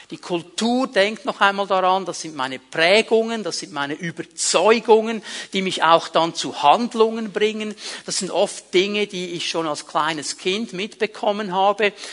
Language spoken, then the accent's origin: German; Switzerland; Und dann stehst du da so als Schweizer und denkst, also Jungs, wenn man das ein bisschen ordnen würde, zuerst die Leute raus und dann die anderen rein, dann würde das viel schneller funktionieren.